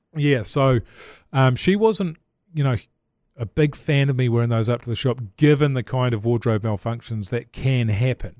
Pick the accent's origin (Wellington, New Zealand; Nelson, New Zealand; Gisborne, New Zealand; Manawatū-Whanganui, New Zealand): Manawatū-Whanganui, New Zealand; Levin; I grew up in Levin